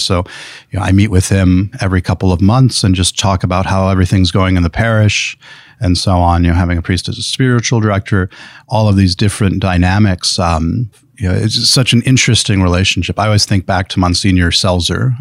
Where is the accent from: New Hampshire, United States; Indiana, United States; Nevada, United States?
Indiana, United States; Elkhart; also born or lived in Granger, Indiana; we, we grew up in Elkhart. We lived there up through my high school time